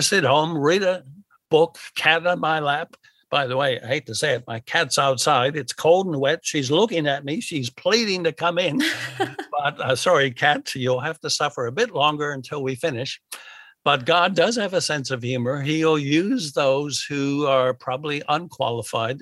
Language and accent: English; United States; now in Australia; I'm from America